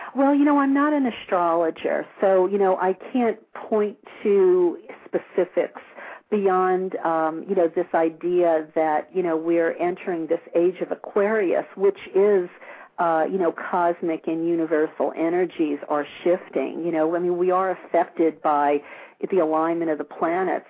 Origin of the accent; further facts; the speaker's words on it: New Orleans, Louisiana, United States; now in California, United States; I grew up in New Orleans